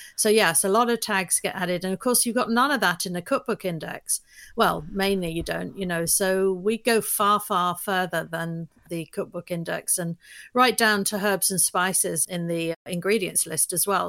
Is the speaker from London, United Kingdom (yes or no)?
yes; London, United Kingdom; moved away as an adult; now in United States; I'm from London, but I li, I moved to the U S twenty-three years ago